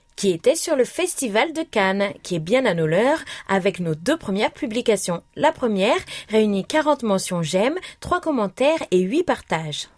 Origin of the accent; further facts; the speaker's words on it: Algeria; ma région qui est l'Algérie